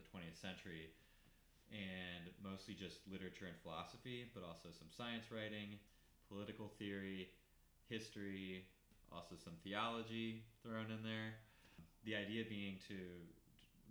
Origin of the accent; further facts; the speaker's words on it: outside of Baltimore, Maryland, United States; moved away as an adult; also born or lived in Midwest; Outside of Baltimore and in a kind of morass of suburbs.